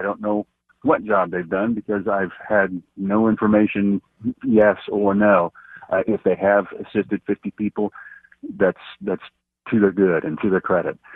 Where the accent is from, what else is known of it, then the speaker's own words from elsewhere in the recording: Kansas, United States; I'm American by choice and Kansan by the grace of God